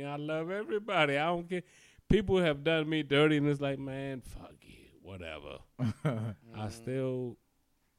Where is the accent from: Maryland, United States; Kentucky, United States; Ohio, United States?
Maryland, United States; Prince George's County; as a black nigga growing up in Prince George's County, I grew up out people up the street doing what they done.